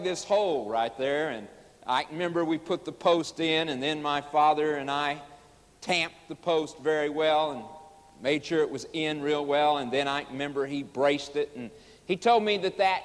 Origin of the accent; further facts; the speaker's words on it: Oklahoma, United States; also born or lived in Chicago, Illinois; As a boy of 9 years of age, we moved from Chicago, Illinois, to Oklahoma. Moved out on the farm